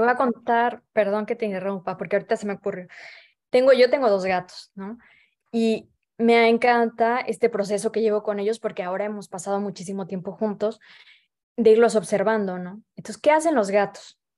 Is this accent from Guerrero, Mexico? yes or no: no; Veracruz, Mexico; moved away as an adult; now in Paris, France; yo soy de Veracruz